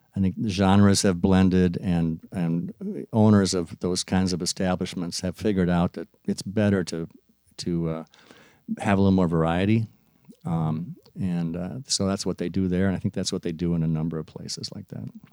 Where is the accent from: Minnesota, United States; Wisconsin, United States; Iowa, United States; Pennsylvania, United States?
Minnesota, United States; Maplewood; I was from Maplewood